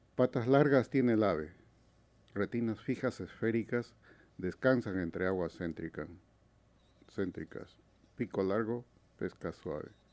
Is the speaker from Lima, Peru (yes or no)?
no; La Oroya, Junín, Peru; moved away; Yo soy de Perú. Vengo de una pequeña ciudad metalúrgica, minera, que queda en los Andes peruanos, llamada La Oroya.